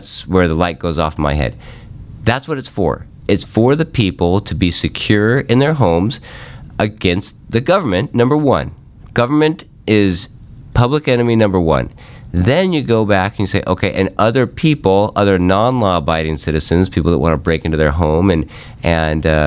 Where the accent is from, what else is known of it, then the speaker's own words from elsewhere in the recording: Sandpoint, Idaho, United States; I grew up in Sandpoint, Idaho